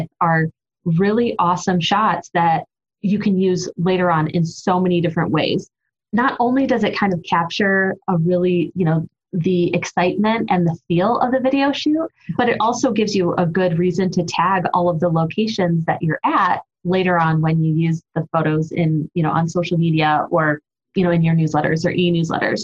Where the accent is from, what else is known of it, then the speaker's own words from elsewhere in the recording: Ohio, United States; I'm from Ohio where it's nothing but flat land